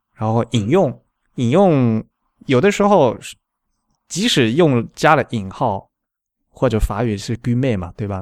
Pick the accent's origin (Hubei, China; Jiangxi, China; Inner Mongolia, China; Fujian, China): Fujian, China; Xiamen; 我是福建人嘛，是厦门